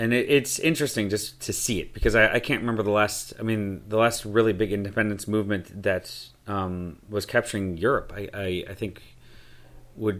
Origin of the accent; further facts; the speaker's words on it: United States; also born or lived in Mexico City; I'm American